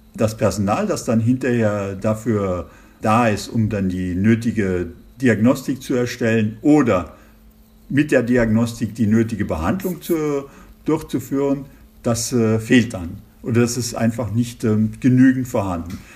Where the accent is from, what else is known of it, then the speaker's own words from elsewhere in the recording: Germany; moved away as an adult; also born or lived in Giessen, Germany; now in Colmar, France; als Deutscher